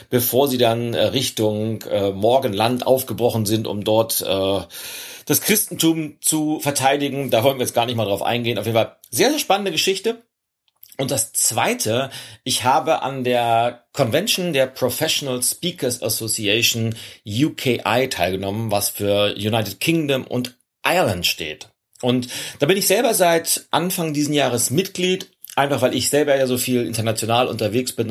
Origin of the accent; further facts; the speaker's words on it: Germany; weil als, als Deutscher vor einem internationalen Publikum sprechen zu dürfen, ist keine Selbstverständlichkeit